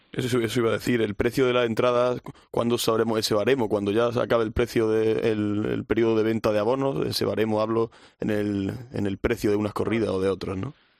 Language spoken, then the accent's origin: Spanish; Granada, Andalusia, Spain; yo soy de allí de Granada